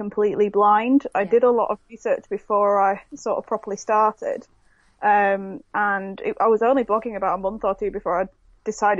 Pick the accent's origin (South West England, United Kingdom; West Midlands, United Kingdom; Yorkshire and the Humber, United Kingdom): Yorkshire and the Humber, United Kingdom; Leeds; I'm 24 from Leeds, up north